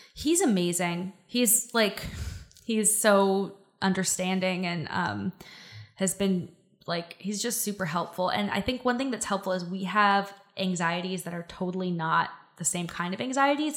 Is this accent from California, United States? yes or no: yes; Silicon Valley, California, United States; I grew up in Silicon Valley.